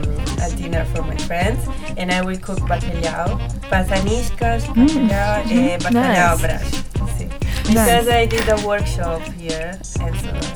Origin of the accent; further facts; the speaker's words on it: Lombardy, Italy; first language Italian; English is a second language; moved away as an adult; also born or lived in Philippines; now in Porto, Portugal; And I came from Italy and Philippines because my parents came from different countries. So my mother came from Philippines and I was born there, like her. But I spend most of my time in Italy. So it's the place where I spend my life, and the language is that I know is Italian.